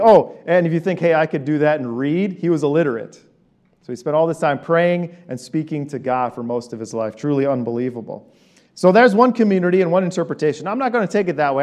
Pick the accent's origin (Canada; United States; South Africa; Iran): Iran; moved away; I'm an Armenian from Iran